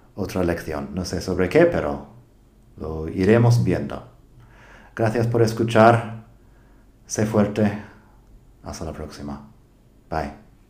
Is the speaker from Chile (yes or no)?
no; United States; accent: American English; Spanish is a second language; now in Spain; soy de Estados Unidos